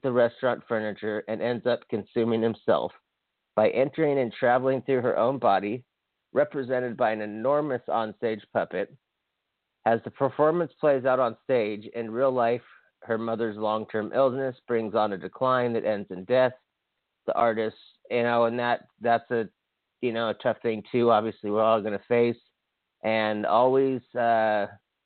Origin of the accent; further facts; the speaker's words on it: Hawaii, United States; I'm from Hawaii